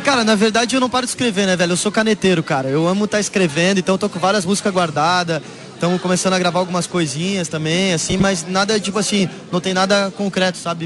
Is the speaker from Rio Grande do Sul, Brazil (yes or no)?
yes; Rio Grande do Sul, Brazil; also born or lived in Santa Catarina; now in São Paulo, Brazil; Eu sou gaúcho, mas estou morando em São Paulo.